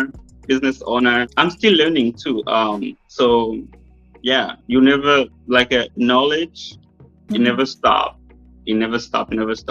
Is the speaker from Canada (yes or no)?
no; United States; I'm American